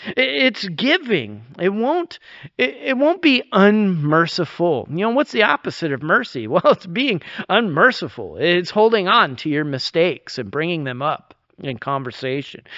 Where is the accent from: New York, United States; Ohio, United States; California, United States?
New York, United States; moved away; growing up in New York